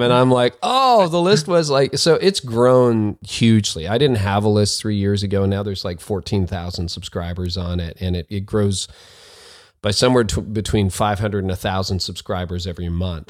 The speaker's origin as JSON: {"language": "English", "country": "Canada", "also_born_or_lived": "north of Toronto, Canada", "said": "I'm a Canadian"}